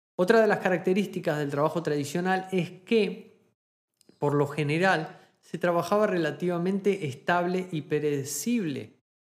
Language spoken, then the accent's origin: Spanish; Argentina; moved away as an adult; now in Germany; cuando me fui de Argentina a Alemania